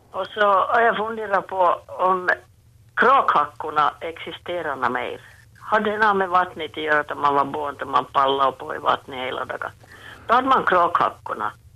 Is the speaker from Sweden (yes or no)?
no; Jakobstad, Ostrobothnia, Finland; jag växte upp i Jakobstad på 50-talet